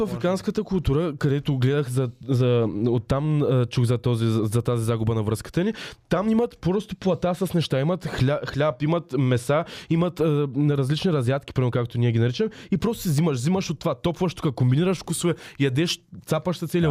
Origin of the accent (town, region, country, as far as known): Bulgaria; accent: soft (мекото) dialect